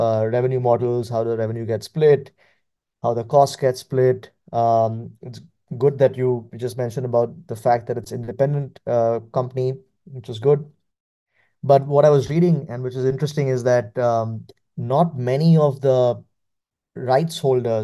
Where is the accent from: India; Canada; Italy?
India; growing up in India